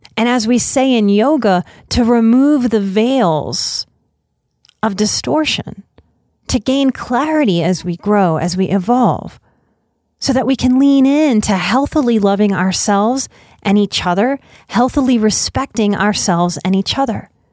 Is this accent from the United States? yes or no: yes; New Orleans, Louisiana, United States; moved away; also born or lived in Texas; I am born and raised in New Orleans